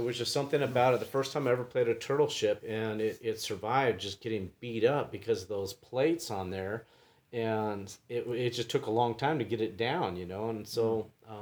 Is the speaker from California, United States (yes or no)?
yes; San Diego, California, United States; moved away; I'm from San Diego originally